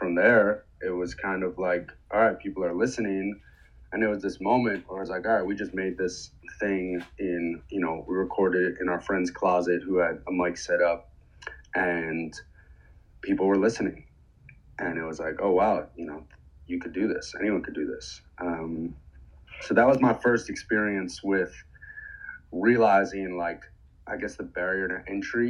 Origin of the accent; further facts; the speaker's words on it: New York City, New York, United States; I grew up in New York City